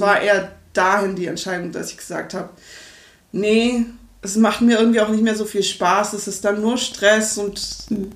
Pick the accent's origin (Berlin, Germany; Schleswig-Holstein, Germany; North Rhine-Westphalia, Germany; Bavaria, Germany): Berlin, Germany; moved away as an adult; also born or lived in Freiburg; Ich komme aus Berlin ursprünglich